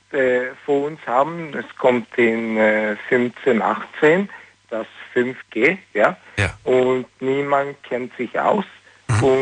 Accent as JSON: {"language": "German", "country": "Sweden", "second_language": "German", "said": "ich bin Schwede."}